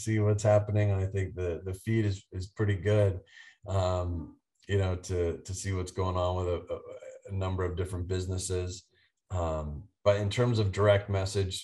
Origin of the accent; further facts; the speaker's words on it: East Coast, United States; also born or lived in Dallas, Texas; I grew up on the East Coast